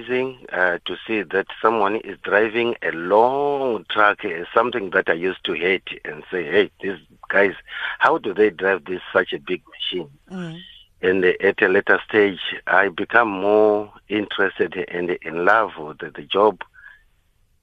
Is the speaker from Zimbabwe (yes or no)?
yes; Zimbabwe; moved away as an adult; now in South Africa; I was born in Zimbabwe